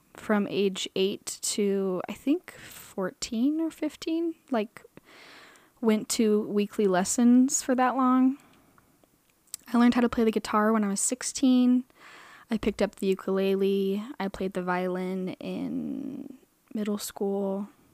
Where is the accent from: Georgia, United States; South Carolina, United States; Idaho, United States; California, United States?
Idaho, United States; Boise; moved away as an adult; also born or lived in Arizona; now in Utah, United States; I was born in Arizona. I was raised in Boise, Idaho.